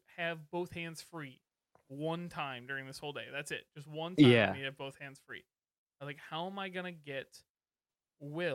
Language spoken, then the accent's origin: English; Portage, Michigan, United States; My hometown